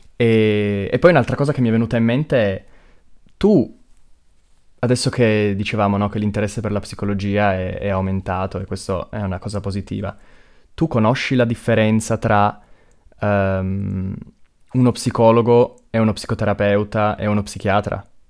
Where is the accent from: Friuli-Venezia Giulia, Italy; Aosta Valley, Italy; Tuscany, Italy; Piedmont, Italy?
Piedmont, Italy; Pino Torinese; Io sono di Pino